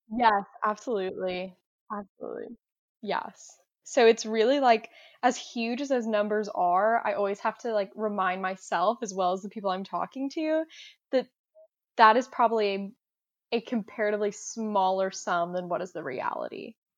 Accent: Augusta, Georgia, United States; I'm from Augusta, Georgia

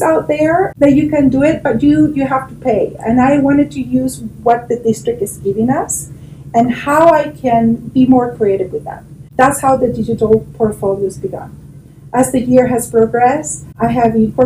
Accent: Chile; moved away as an adult; now in Eagle County, United States; I'm from Chile, South America.

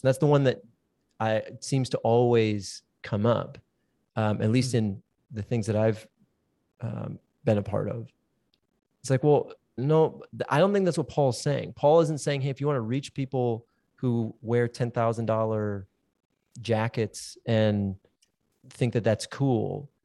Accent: South Central Minnesota, United States; South Central Minnesota, where I grew up, where it's farming people.

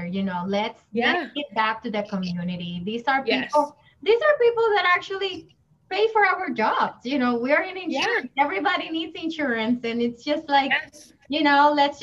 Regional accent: Massachusetts, United States; we are from Massachusetts

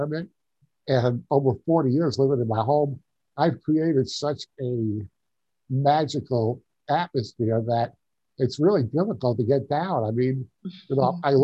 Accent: Long Island, New York, United States; moved away as an adult; now in Tucson, United States; I grew up on Long Island. Okay. I'm a New Yorker.

